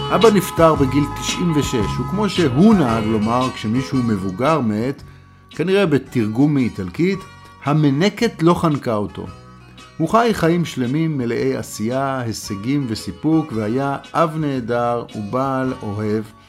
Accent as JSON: {"language": "Hebrew", "country": "Israel"}